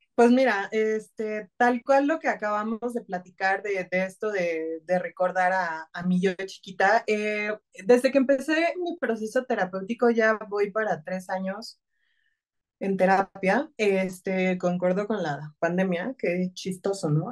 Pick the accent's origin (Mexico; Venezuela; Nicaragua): Mexico; Tabasco; soy tabasqueña